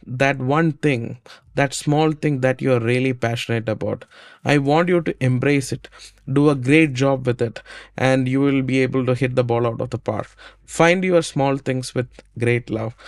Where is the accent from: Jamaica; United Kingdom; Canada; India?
India; I grew up in India